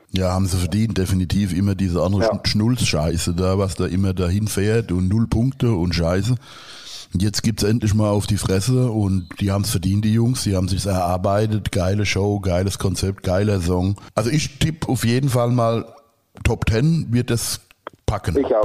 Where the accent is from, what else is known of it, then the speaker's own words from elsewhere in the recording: Worms, Rhineland-Palatinate, Germany; ist Worms, Worms am Rhein